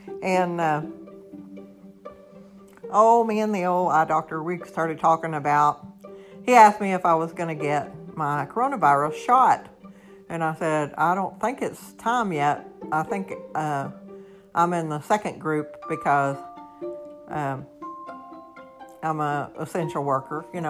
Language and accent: English; United States; I'm a normal American citizen